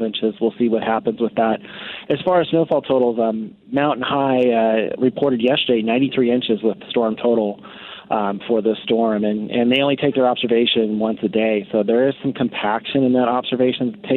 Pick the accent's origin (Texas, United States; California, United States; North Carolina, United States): California, United States; Southern; I grew up in Southern California too